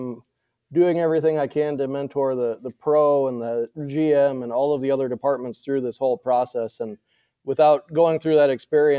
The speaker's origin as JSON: {"language": "English", "town": "Moline", "region": "Illinois", "country": "United States", "tie": "born or raised there", "said": "Well, I grew up in Western Illinois, right next to John Deere corporate headquarters in Moline, Quad Cities area."}